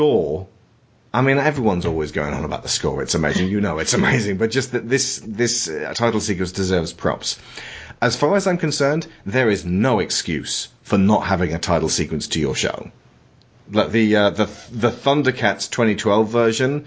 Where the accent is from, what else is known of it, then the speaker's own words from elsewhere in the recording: England, United Kingdom; I'm an Englishman who lives in England